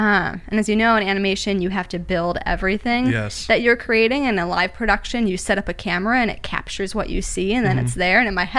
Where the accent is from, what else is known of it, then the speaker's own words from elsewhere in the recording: Minnesota, United States; Originally Minnesota, mainly. I went to school in Minnesota, graduated with a degree in animation.